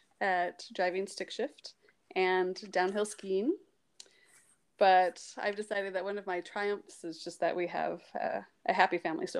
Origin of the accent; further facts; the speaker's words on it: St. Louis, Missouri, United States; moved away as an adult; also born or lived in American Fork, Utah / Pleasant Grove, Utah / Provo, Utah / Zimbabwe; I grew up in St. Louis, Missouri